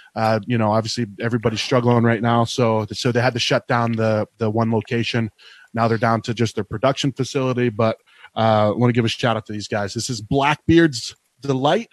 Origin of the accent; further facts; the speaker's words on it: Eastern Ohio, United States; moved away as an adult; now in Arizona, United States; I grew up in Ohio and uh, there was no breweries where I grew up